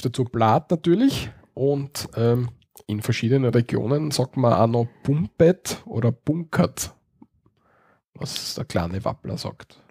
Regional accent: Austria; bei uns in Österreich

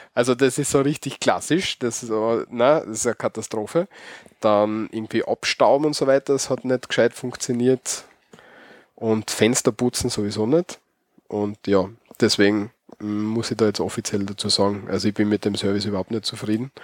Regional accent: Austria; accent: Austrian (Bavarian); Aus dem Bajovarischen kommt da unser Dialekt her

